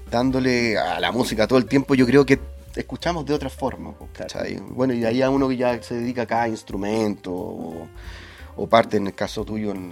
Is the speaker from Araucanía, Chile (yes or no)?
yes; Temuco, Araucanía, Chile; Bueno, yo soy de región, soy de Temuco. Entonces también era mucho más difícil, en una época totalmente distinta